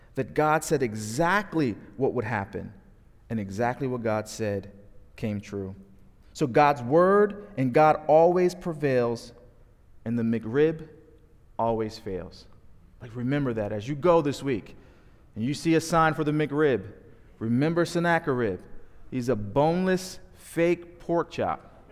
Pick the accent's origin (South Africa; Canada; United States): United States; New Jersey; moved away as an adult; also born or lived in Dallas, Texas; now in Roanoke, United States; We are born and raised in South Jersey